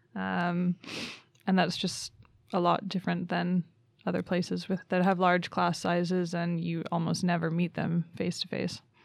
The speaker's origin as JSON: {"language": "English", "country": "Canada", "also_born_or_lived": "Reading, England", "moved": "as an adult", "lives_now": "Umeå, Sweden", "said": "I'm from Canada."}